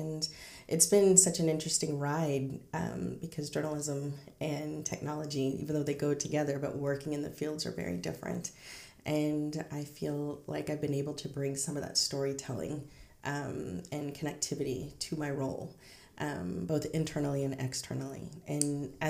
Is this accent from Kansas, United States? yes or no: yes; Kansas, United States; I grew up in Kansas and often, the only brown person in my class